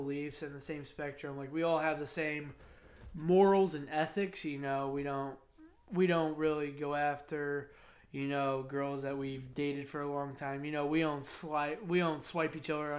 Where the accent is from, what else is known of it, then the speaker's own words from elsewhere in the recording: Plymouth, United States; also born or lived in Greenwich; growing up in Greenwich, going to Plymouth schools, living in Plymouth